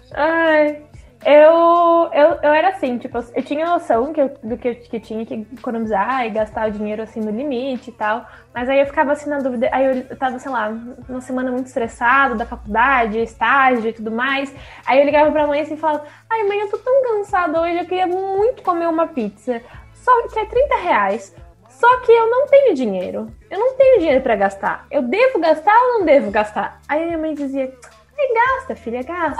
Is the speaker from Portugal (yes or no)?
no; Santa Catarina, Brazil; eu sou de Santa Catarina